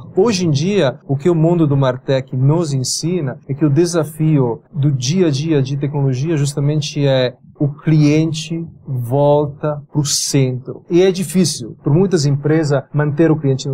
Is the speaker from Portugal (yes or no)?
no; Biella, Piedmont, Italy; born or raised there; Portuguese is a second language; moved away as an adult; also born or lived in England / United States; now in São Paulo, Brazil